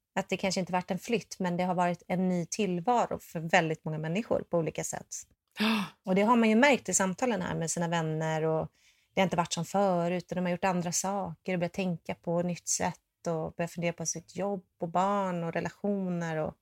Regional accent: Sweden; moved away; also born or lived in Los Angeles; Jag är svensk

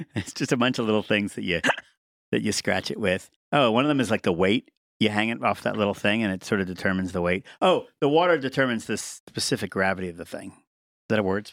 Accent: Indiana, United States; I'm from Indiana myself

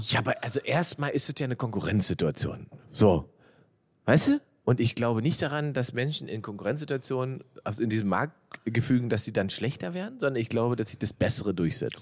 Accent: East Germany, Germany; da wo ich herkomme im Osten

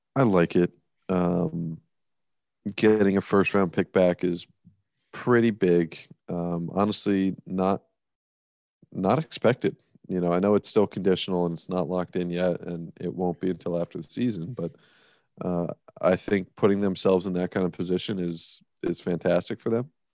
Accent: United States; being American.

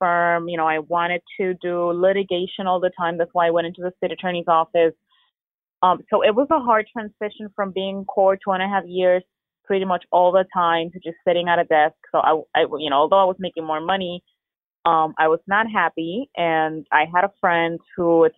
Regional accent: Puerto Rico; now in Florida, United States; born and raised in Puerto Rico

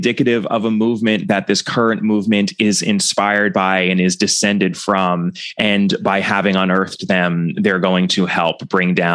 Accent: United States; as an American

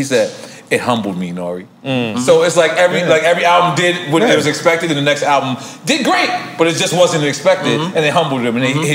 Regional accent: New York City, New York, United States; I grew up in Queens

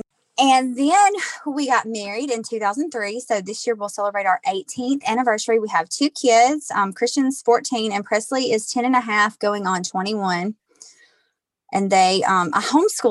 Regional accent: near Hattiesburg, South Mississippi, United States; I am from South Mississippi, right outside of Hattiesburg.

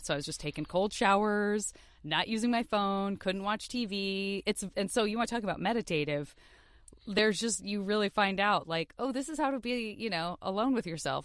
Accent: Tucson, Arizona, United States; I am from Tucson, Arizona, and I went to public school my, my whole youth

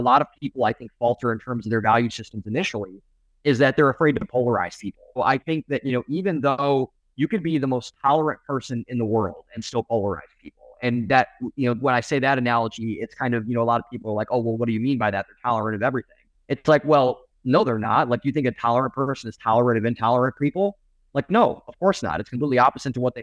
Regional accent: Cleveland, Ohio, United States; I'm from Cleveland.

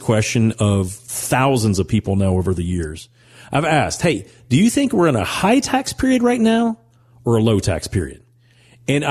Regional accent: Owensboro, Kentucky, United States; growing up in Owensboro, Kentucky

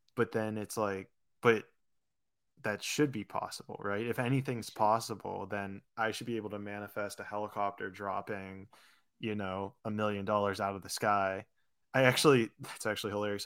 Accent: Pittsburgh, Pennsylvania, United States; moved away as an adult; also born or lived in Florida / California; I grew up in Pittsburgh, went to college in Florida

